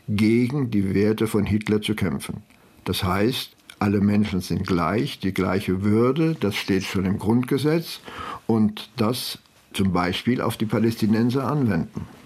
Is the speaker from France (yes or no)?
yes; France; now in Germany; Das ist als Franzose, als voller Franzose in Deutschland